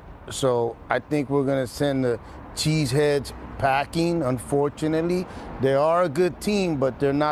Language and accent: English; San Francisco, California, United States; I grew up in the Mission District in San Francisco